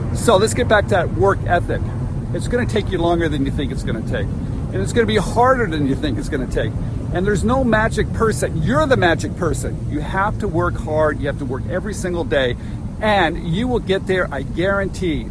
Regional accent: Santa Clara, California, United States; I'm in my hometown of Santa Clara, California

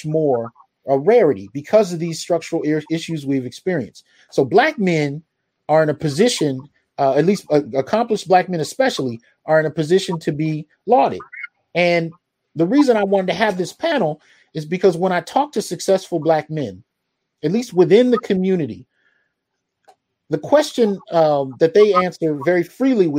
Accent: San Jose, California, United States; I grew up in the Bay Area. So we moved around throughout San Jose.

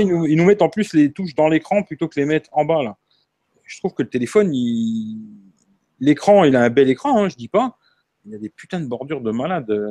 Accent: Marseille, Provence-Alpes-Côte d'Azur, France; je suis Marseillais

